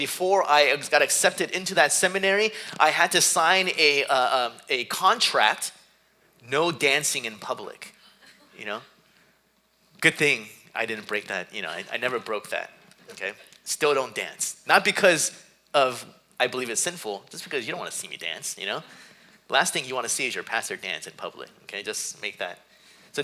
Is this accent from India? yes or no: no; South Korea; moved away; growing up in Korea